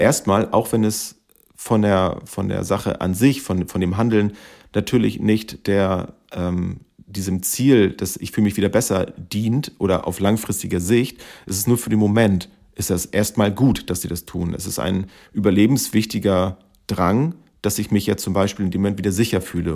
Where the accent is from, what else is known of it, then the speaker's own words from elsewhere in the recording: Schleswig-Holstein, Germany; Wir kommen aus Schleswig-Holstein